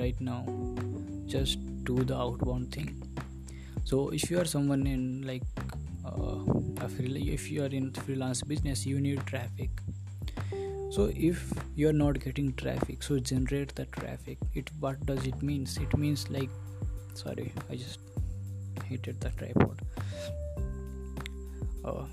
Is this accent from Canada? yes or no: no; India; English is a second language; I am from India